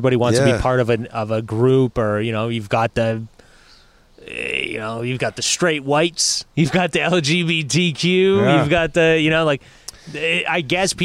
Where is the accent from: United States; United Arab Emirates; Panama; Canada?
Canada; Quebec; I grew up in Quebec